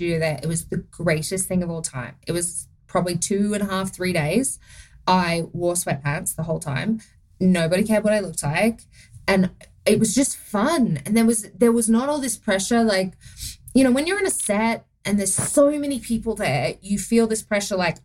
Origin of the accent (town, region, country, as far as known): Australia; accent: Australian; moved away as an adult; now in United States